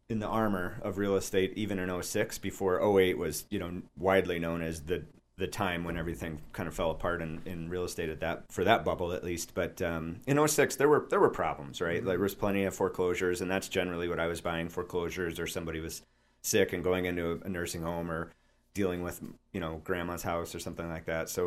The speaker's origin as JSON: {"language": "English", "town": "Chicago", "region": "Illinois", "country": "United States", "said": "the house that my wife and I moved into when I moved to this area from Chicago originally."}